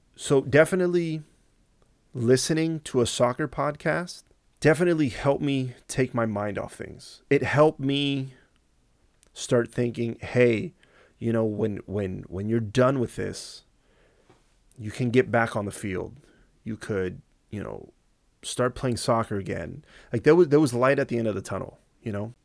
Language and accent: English; Southern California, United States; moved away as an adult; also born or lived in Houston; I grew up in Southern California.